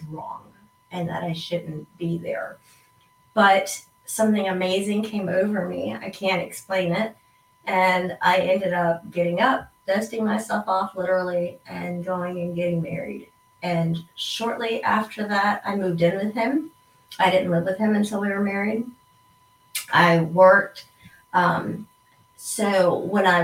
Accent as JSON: {"language": "English", "region": "East Coast", "country": "United States", "said": "I am from the East Coast"}